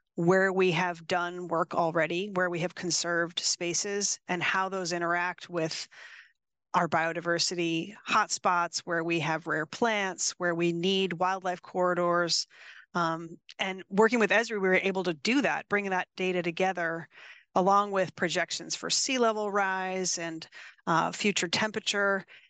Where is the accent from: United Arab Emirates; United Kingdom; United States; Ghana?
United States; East Coast; now in California, United States; I grew up on the East Coast